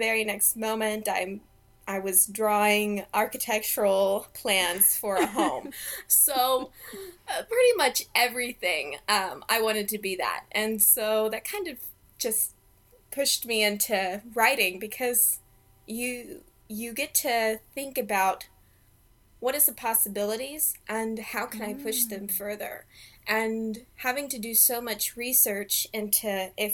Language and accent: English; Kansas, United States; I was born and raised in Kansas, so it was a rather slow and quiet childhood